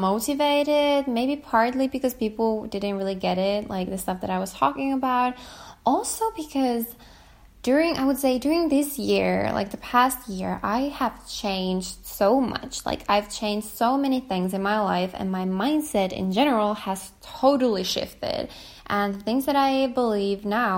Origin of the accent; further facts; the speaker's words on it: small town near Kuopio, eastern Finland, North Savo, Finland; moved away as an adult; now in Helsinki, Finland; I'm from a small town from eastern Finland, close to Kuopio. If anyone knows where Kuopio is, I am close to, from a town close to Kuopio.